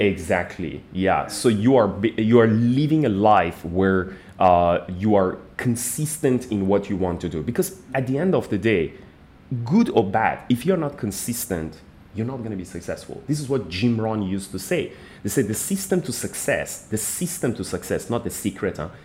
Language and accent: English; Iran; moved away as an adult; now in Malaysia; I'm originally from Iran, but I've been in Malaysia for the last like 15 years